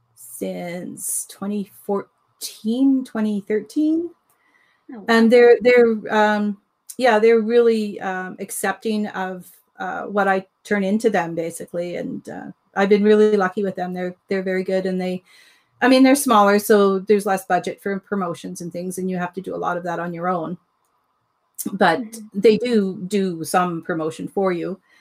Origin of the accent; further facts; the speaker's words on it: Ontario, Canada; moved away as an adult; I grew up in Ontario, we moved west